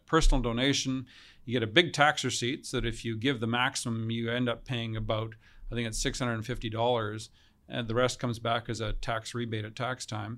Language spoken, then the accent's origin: English; Kamloops, British Columbia, Canada; also born or lived in Australia; we arrived in Kamloops from Australia when I was four years old